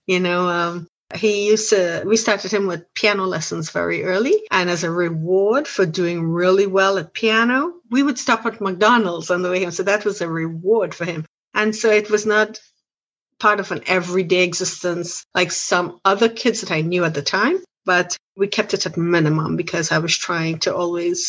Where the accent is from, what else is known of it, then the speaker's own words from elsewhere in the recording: Trinidad & Tobago; now in United States; I am originally from Trinidad, of Trinidad and Tobago